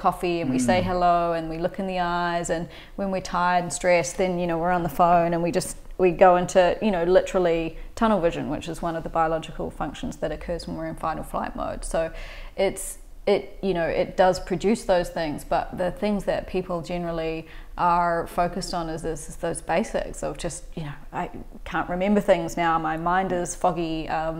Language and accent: English; New Zealand; grew up in New Zealand. I'm from New Zealand